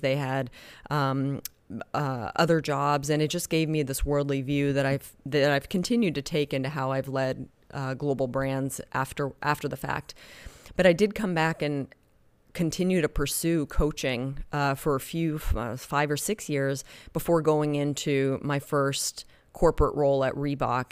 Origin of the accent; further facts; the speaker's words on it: Oklahoma, United States; moved away; also born or lived in Spain; I was raised in Oklahoma, you know, dirt road Oklahoma